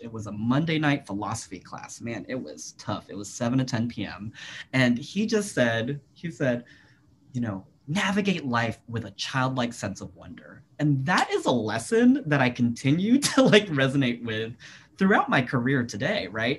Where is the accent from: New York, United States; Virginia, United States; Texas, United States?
Virginia, United States; moved away as an adult; I'd never worked in my home state